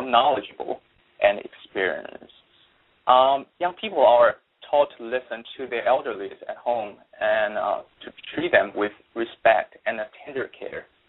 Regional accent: Taiwan; English is a second language; moved away as an adult; also born or lived in Baltimore, United States; now in United States; I was born and raised in Taiwan uh, before coming to the United States

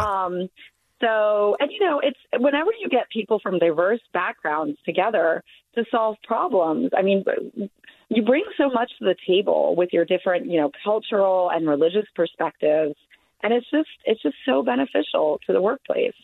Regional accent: Deep South, United States; I grew up in the Deep South myself

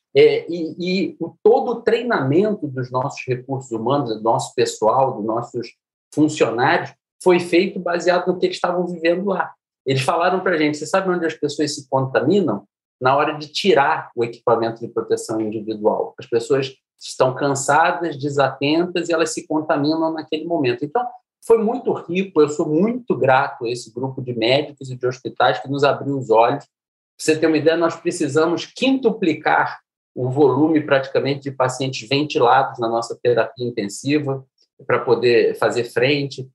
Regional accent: Niterói, Rio de Janeiro, Brazil; moved away; Eu saí de Niterói, de uma família classe média

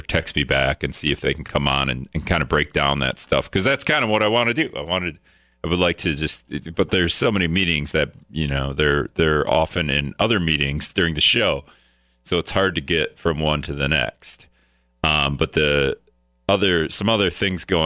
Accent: Greenville, United States; now in La Crosse, United States; I grew up in Greenville

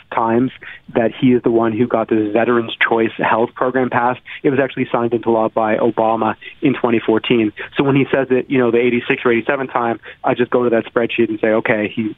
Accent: Toronto, Ontario, Canada; now in Washington, United States; It's bad, but I'm from Toronto, right? So I'm used to it being terrible. I miss home.

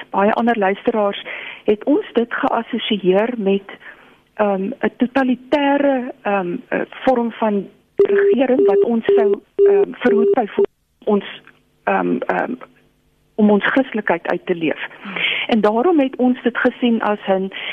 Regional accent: South Africa; ons as Suid-Afrikaners

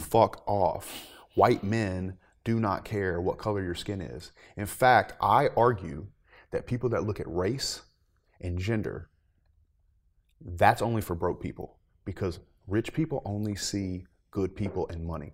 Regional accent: the South, United States; growing up in the South

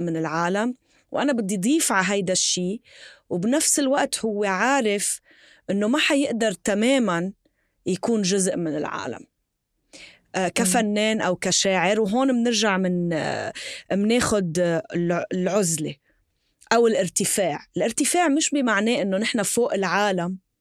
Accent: Tripoli, North Governorate, Lebanon; انا من طرابلس

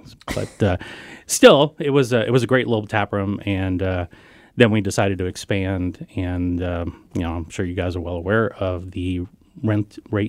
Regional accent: Louisiana, United States; now in Bellevue, United States; I'm originally from Louisiana, and everything there has got E-A-U-X

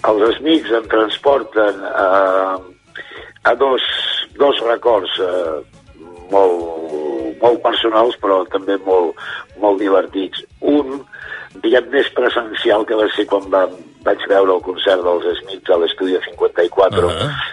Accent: Barcelona, Catalonia, Spain; moved away; de Barcelona

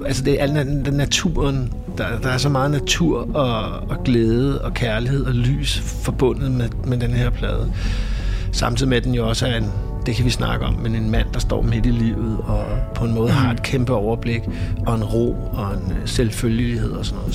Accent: Copenhagen, Capital Region of Denmark, Denmark; also born or lived in Vesterbro, Copenhagen; vokset op ude på Amager. Født på Vesterbro, men vokset op ude i Urbanplanen.

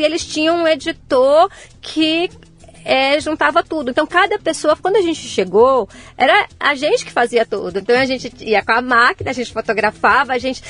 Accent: interior of Bahia, Brazil; moved away; eu sou do interior, do interior da Bahia

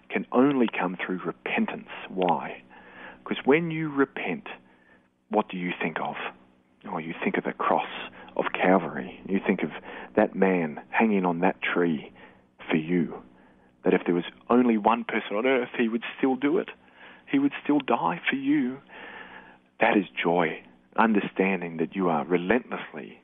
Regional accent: Australia; also born or lived in Darwin; we're Aussie men

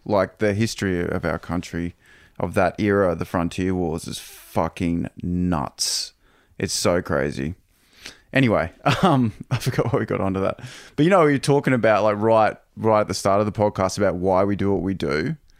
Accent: Toowoomba, Queensland, Australia; moved away; I grew up in Toowoomba and I grew up on this, you know, on Prince Henry Drive

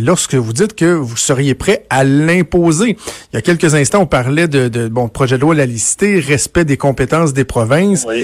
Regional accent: Quebec, Canada; je viens du Québec

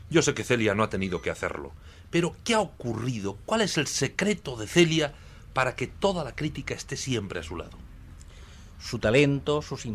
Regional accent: Granada, Andalusia, Spain; yo vine de Granada de estudiante, aprendí a visitar los teatros a través de la CLA

